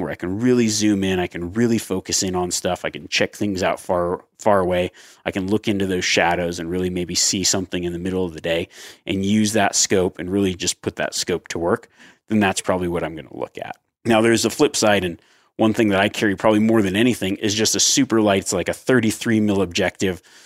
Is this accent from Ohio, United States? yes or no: no; Nevada, United States; growing up in Nevada